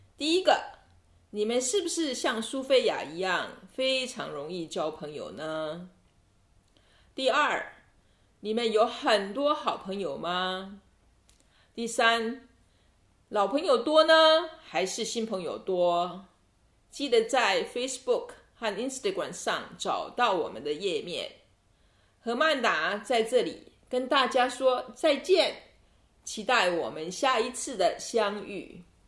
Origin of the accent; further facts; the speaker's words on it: Taiwan; now in Italy; 我是台湾人。 我住在意大利。但是，即使我不再住在台湾，那个美丽的海岛永远在我心中，所以很开心能够和大家谈谈我的故乡